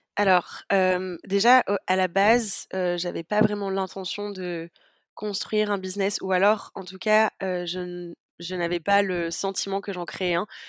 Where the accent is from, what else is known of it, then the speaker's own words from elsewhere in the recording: southern France, France; now in Amsterdam, Netherlands; je viens du sud de la France et j'habite à Amsterdam en ce moment aux Pays-Bas